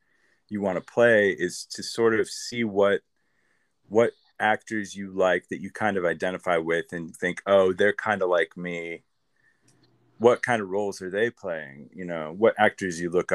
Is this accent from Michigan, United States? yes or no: yes; Grand Rapids, Michigan, United States; moved away as an adult; also born or lived in Illinois; now in Los Angeles, United States; I'm Midwest. I'm like upper Midwest. Like I grew up 3 hours from Chicago in Illinois, and then we moved back to Michigan, and I was another 3 hours from Chicago in Michigan